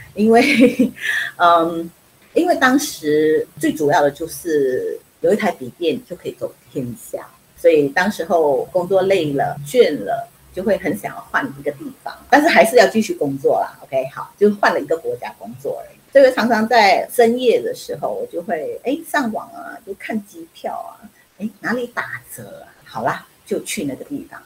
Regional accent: Penang, Malaysia; now in Taiwan; 我是槟城人，我是北方人， 马来西亚的北方人

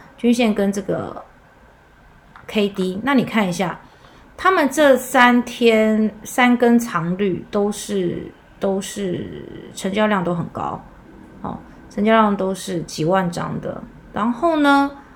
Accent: Taiwan; 我们台湾人的民族性可能会有点不同

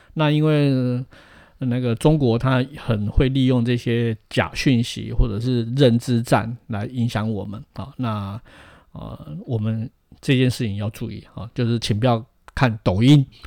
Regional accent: Tainan, Taiwan; 其实我们都是台南人

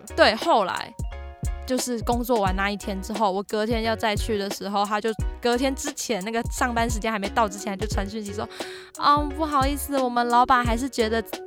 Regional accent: Hsinchu, Taiwan; moved away as an adult; now in Taipei, Taiwan; 我是在台北读大学嘛，啊，我老家在新竹

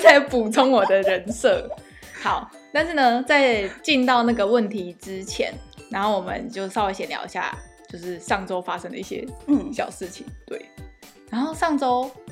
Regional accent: Taiwan; accent: Taiwanese accent; moved away; 我们台湾人都会一直觉得说

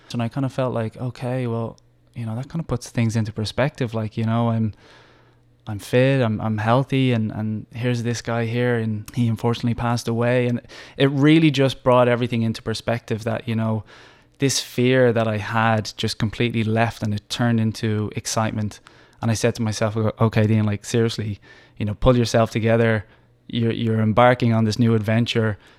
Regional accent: Dublin, Leinster, Ireland; moved away as an adult; also born or lived in Australia; now in Taiwan; I'm from Dublin, Ireland

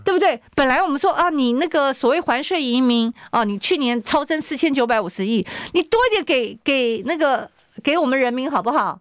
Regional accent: Taiwan; 我们台湾人

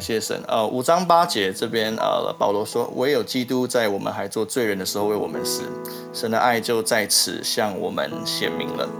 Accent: southern Taiwan, Taiwan; also born or lived in Kaohsiung; 我跟我妈妈在高雄，对，啊，我来自南部，对，对，呃，在高雄不断地流浪每一间教会

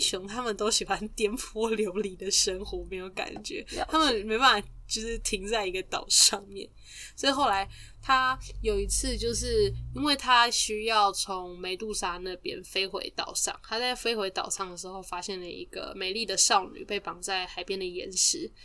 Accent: Taiwan; 我们身为台湾人

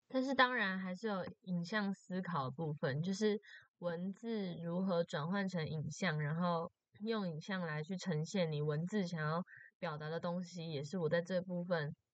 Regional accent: Taoyuan, Taiwan; moved away as an adult; now in Chiayi, Taiwan; 大一的时候就是从，从我的家乡，从桃园，然后跑来嘉义这样子

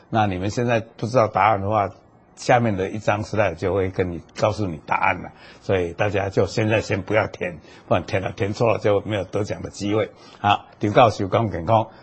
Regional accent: Taiwan; 那么我们台湾现在也都在研究

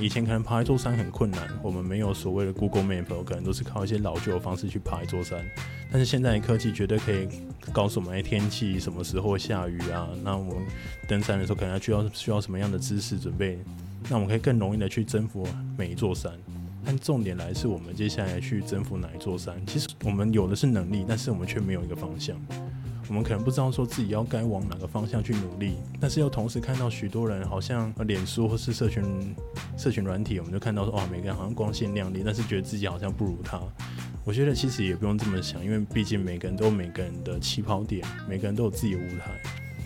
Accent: Taiwan; 我本身其实我是高雄人，然后在，在屏东旁，旁边这样

